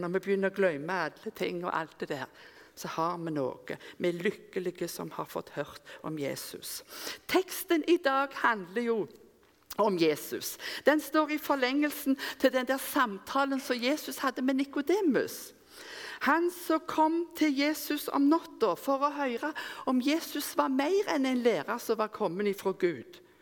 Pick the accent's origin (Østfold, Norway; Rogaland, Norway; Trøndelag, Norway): Rogaland, Norway; Rennesøy; moved away; Når jeg gikk på Yngres, som vi hadde hjemme på Rennesøy, der jeg kom ifra